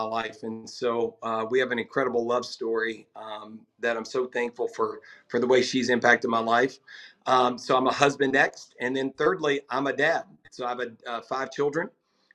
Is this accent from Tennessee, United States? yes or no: yes; Nashville, Tennessee, United States; I'm a native, which is one of the few these days with all the move-ins, you know, from all over the country. But yeah, I'm generationally tied here.